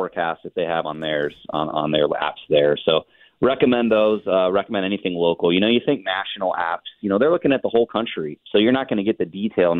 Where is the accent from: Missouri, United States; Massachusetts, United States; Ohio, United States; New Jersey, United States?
Ohio, United States; Cincinnati; I actually grew up in Southern Ohio myself. I'm a Cincinnatian.